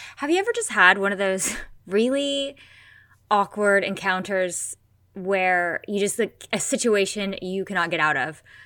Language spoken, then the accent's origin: English; United States; I'm American.